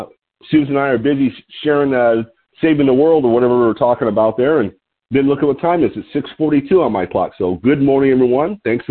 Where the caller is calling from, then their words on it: Lompoc, California, United States; I'm calling in from Lompoc, California, which is 54 miles north of Santa Barbara on California's beautiful Central Coast.